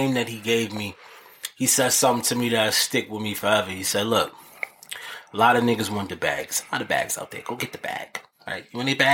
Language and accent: English; New York City, New York, United States; I'm from downtown Harlem